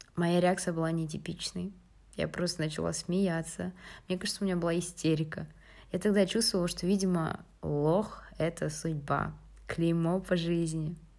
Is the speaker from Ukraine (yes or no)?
no; Atyrau, Atyrau Region, Kazakhstan; moved away as an adult; also born or lived in United States; now in Finland; я из города Атрау, но на данный момент учусь в Финляндии на втором курсе